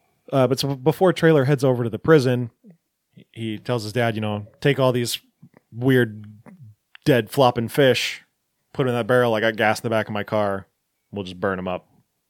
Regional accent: Enumclaw, Washington, United States; I know it's surprising because I'm from Enumclaw

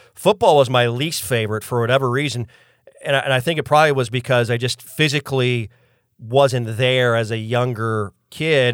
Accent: Mitchell, South Dakota, United States; moved away as an adult; now in Tallahassee, United States; I went to college in Mitchell as well, so that was where I grew up for the first 22 years of my life

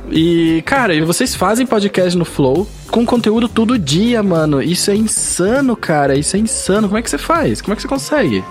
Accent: Curitiba, Paraná, Brazil; Porque a gente é de Curitiba

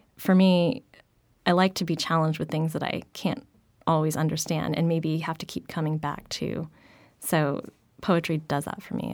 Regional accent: United States; I was born and raised in the States

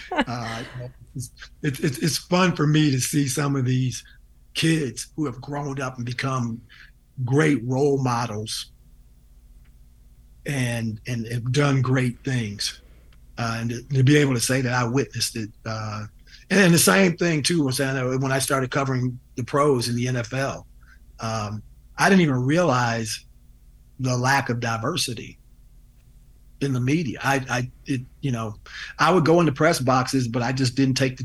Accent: Cleveland, Ohio, United States; now in Denver, United States; Denver is not even my home. I grew up in Cleveland

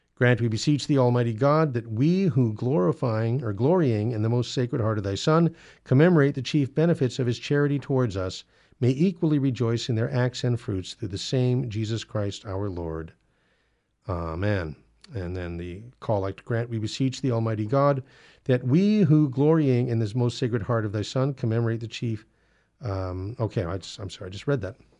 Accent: California, United States; I was born in California

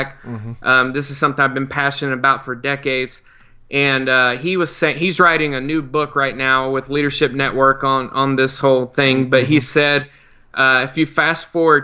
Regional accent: South Carolina, United States; moved away; my home state of South Carolina

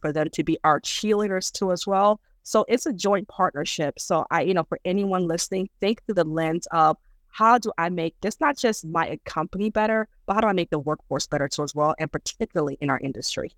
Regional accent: United States; English is a second language; also born or lived in Dar es Salaam, Tanzania / New York, United States; have grown up here, educated here

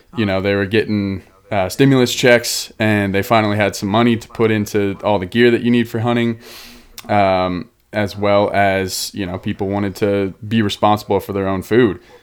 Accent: Denver, Colorado, United States; moved away; also born or lived in Boulder, Colorado; I'm from Denver, Boulder, here in Colorado

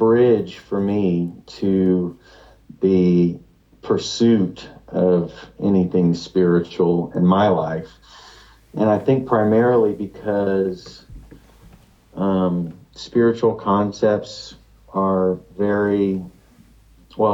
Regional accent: Lake Jackson, Texas, United States; I was raised in Lake Jackson, Texas, a very conservative kind of coastal Texas town

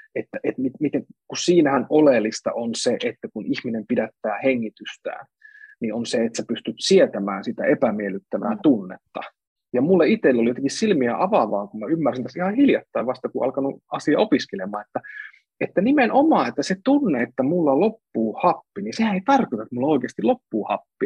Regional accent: Central Finland, Finland; now in Helsinki, Finland; Mä oon kotoisin Keski-Suomesta

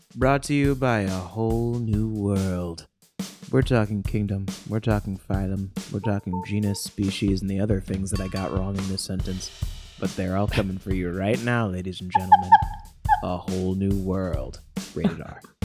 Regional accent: Ohio, United States; I grew up in Ohio

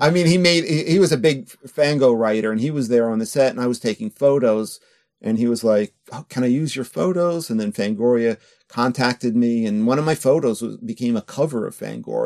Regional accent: New York, United States; moved away as an adult; also born or lived in California / Osaka, Japan; now in Japan; I'm born in California, but I grew up in New York since I was two or three

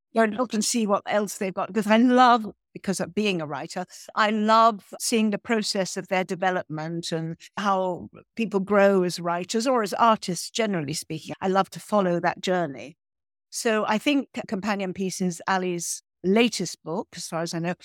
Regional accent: Ireland; also born or lived in Provence; I am Irish

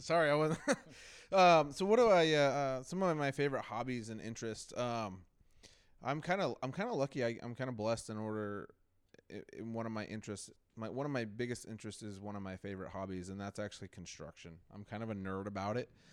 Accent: Marysville, Washington, United States; also born or lived in Alaska; here when I was six months old to Old Marysville, Washington, and I have never left

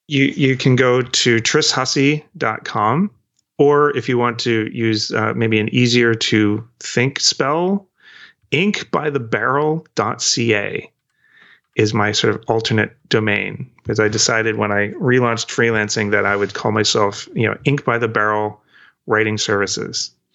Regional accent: New England, United States; also born or lived in Maine / Virginia / British Columbia, Canada; now in Vancouver, Canada; I was born in New England and I went to s-, school in Maine and Um, my parents were from the Northeast

